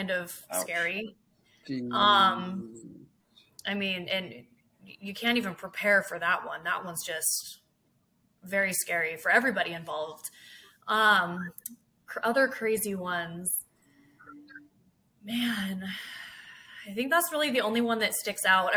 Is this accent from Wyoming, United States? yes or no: no; Hillsboro, Oregon, United States; I was born and raised in Oregon, Hillsboro